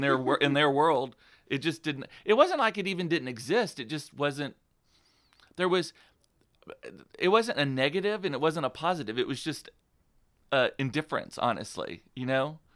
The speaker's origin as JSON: {"language": "English", "town": "Donna", "region": "Texas", "country": "United States", "tie": "born or raised there", "said": "where I am from, again, is a small town called Donna, Texas, which is outside of McAllen, Texas"}